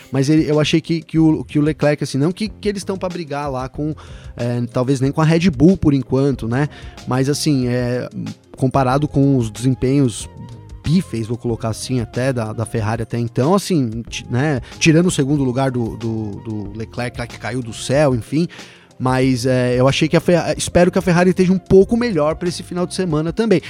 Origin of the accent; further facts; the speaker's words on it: Brazil; eu já sou brasileiro